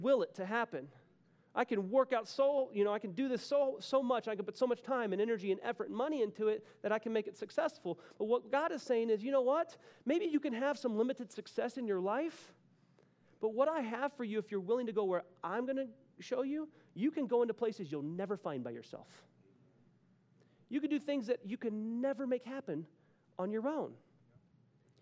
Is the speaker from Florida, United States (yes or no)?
no; Texas, United States; moved away as an adult; now in Denver, United States; I'm from Texas, but I moved here.